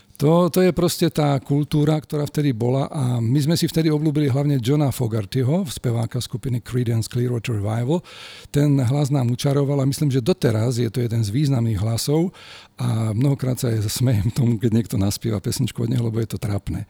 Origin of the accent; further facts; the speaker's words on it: Žilina, Žilina Region, Slovakia; also born or lived in Bratislava; ja som robil aj rozhovor v rádiu u nás v Žiline